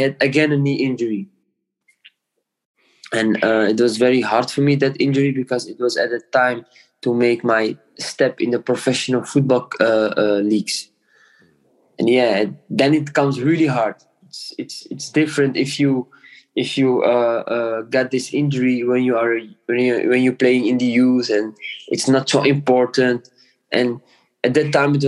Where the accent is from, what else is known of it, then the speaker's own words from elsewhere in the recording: Amsterdam, North Holland, Netherlands; English is a second language; moved away as an adult; now in Germany; I came from Amsterdam, the Netherlands. I born and raised there.